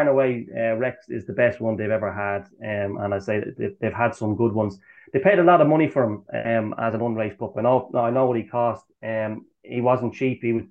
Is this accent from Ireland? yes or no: yes; Dublin, Leinster, Ireland; my hometown here in Dublin